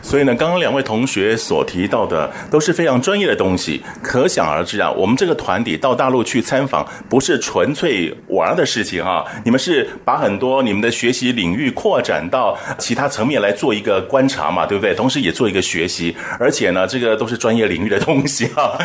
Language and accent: Chinese; Taiwan; 我们台湾人讲的比较，比较柔软一点